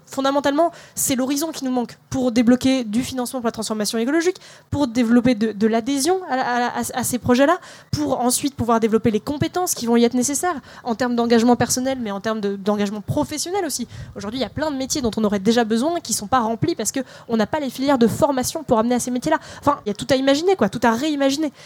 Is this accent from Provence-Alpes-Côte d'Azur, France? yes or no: no; Melun, Île-de-France, France; moi j'ai grandi euh, à Melun en passant toute ma scolarité dans des ZEP.